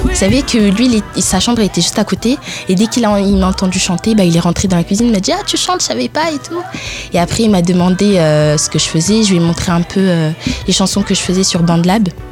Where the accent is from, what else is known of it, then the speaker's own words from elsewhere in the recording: France; also born or lived in Italy; Ensuite, j'ai déménagé en France. J'avais 8 ans.